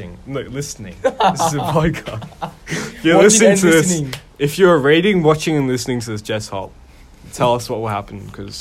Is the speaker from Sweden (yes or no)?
no; Sydney, New South Wales, Australia; accent: Australian; also born or lived in Perth; I was born in Perth, and my dad worked there. But then, as I turned the age of 4, my dad got a job transfer to Sydney, which is where we are right now.